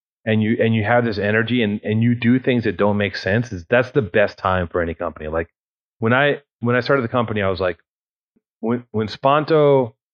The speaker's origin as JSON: {"language": "English", "town": "Los Angeles", "region": "California", "country": "United States", "tie": "born or raised there", "said": "I grew up in Venice"}